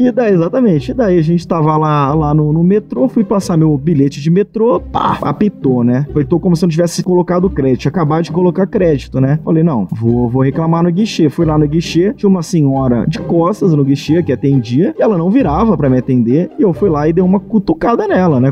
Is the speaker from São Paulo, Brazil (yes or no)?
yes; Bauru, São Paulo, Brazil; sou de São Paulo, interior de São Paulo, Bauru.